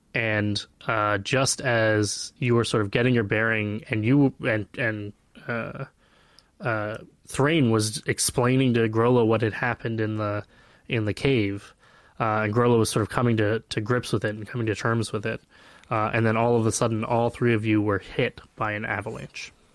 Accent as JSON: {"language": "English", "town": "Flagstaff", "region": "Arizona", "country": "United States", "tie": "born or raised there", "said": "I grew up in Flagstaff, Arizona, and, and it snows every year"}